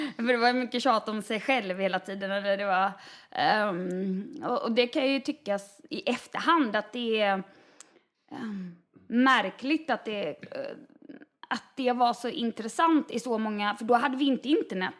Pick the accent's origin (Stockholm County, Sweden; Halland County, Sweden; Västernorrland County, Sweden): Halland County, Sweden; Varberg; moved away; jag är från Varberg